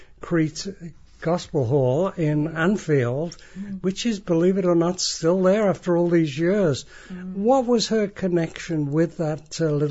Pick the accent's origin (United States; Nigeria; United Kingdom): Nigeria; born there; Most of you now know that I was born in Nigeria